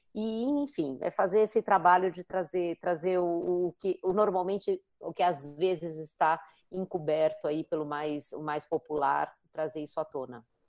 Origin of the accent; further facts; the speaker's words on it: São Paulo, Brazil; eu que sou paulistana também